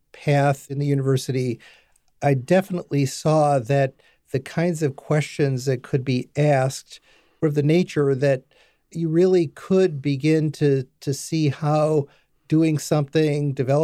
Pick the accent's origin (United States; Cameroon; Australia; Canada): United States; Detroit, Michigan; I was born and raised in Detroit, Michigan. I moved across the north border of the city, place that was made famous in a movie a few years ago called 8 Mile Road, and moved between 8 and 9 Mile Road